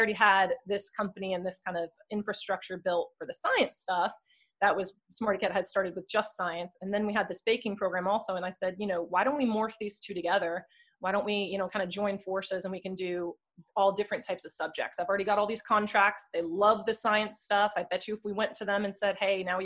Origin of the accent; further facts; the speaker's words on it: New Jersey, United States; moved away; I am originally from Sam's area in New Jersey